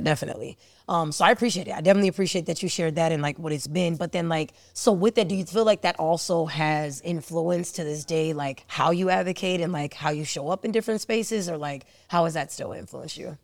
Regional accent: Cleveland, Ohio, United States; I was born in Cleveland

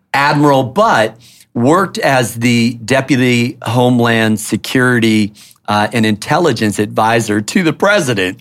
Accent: Minneapolis, Minnesota, United States; now in Washington, D.C., United States; I was born in Minneapolis

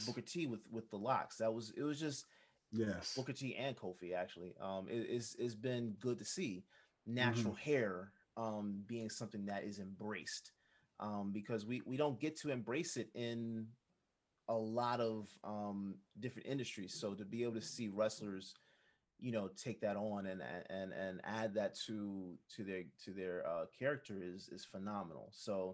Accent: Jamaica; Being a Jamaican

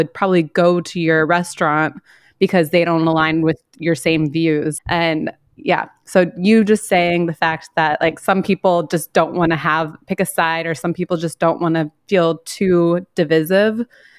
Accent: United States; moved away; I'm originally from the States and I still follow a bunch of people, obviously, from back home.

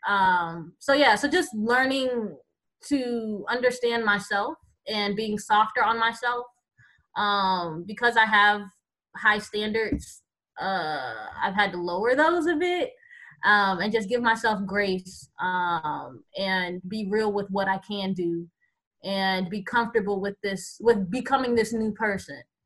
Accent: Tampa, Florida, United States; moved away as an adult; also born or lived in Boston / New York; now in Geronimo, United States; I am originally from Tampa, Florida

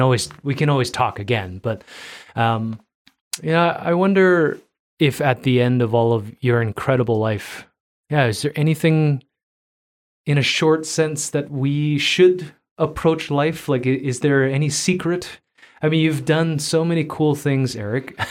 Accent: Toronto, Ontario, Canada; moved away as an adult; now in Calgary, Canada; I was born and raised in Toronto

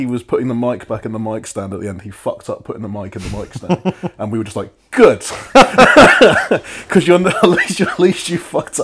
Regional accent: Milton Keynes, South East England, United Kingdom; moved away; I grew up in Milton Keynes

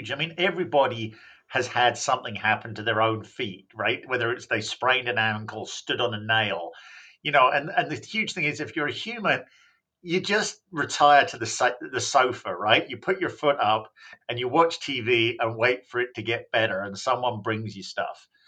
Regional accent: England, United Kingdom; And I should point out I'm actually from England. I don't know what the hell happened to my accent, but it confuses people.

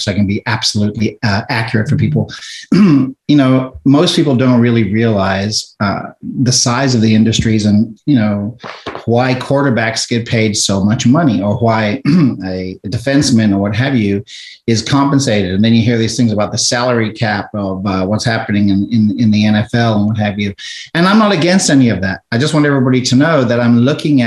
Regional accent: South Africa; now in United States; I'm an immigrant from South Africa. When we emigrated here to the United States and we left during apartheid in South Africa

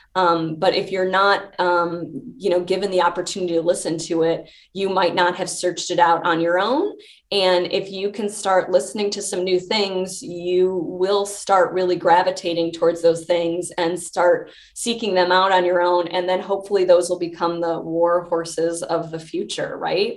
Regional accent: Chicago, Illinois, United States; born or raised there; moved away as an adult

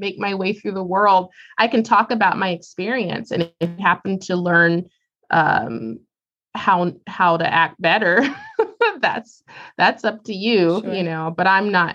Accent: Columbus, Ohio, United States; Growing up in Columbus, Ohio

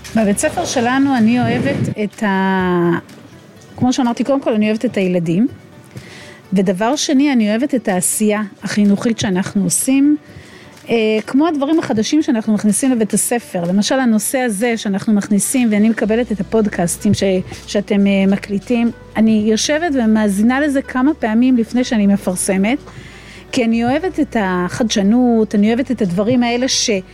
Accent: Israel; אני גדלתי במושב

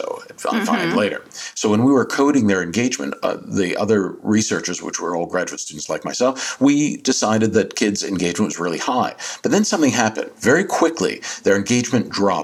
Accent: New Jersey, United States; my home state of Jersey, South Jersey

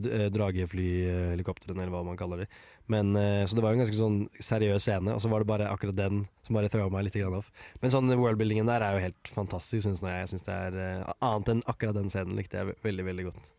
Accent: Moss, Østfold, Norway; i hjembyen min Moss

